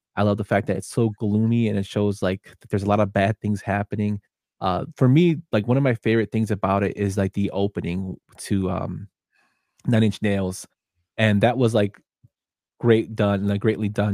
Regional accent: Chicago, Illinois, United States; we're both from Chicago

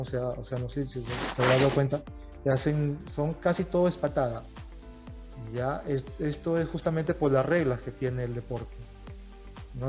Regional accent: Tumbes, Peru; moved away as an adult; yo regresé a, a de donde soy, de Tumbes. Bueno, eh, mis padres, mi familia es de Tumbes y yo me crié en Tumbes

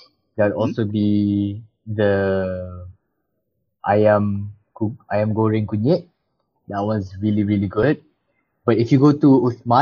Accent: Malaysia; moved away; I spent my childhood in Malaysia

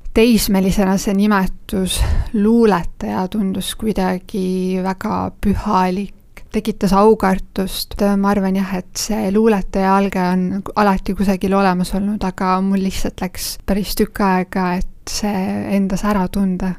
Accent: Jõgeva County, Estonia; ma olen maal sündinud ja kasvanud ning elan praegugi Jõgevamaa metsade keskel.

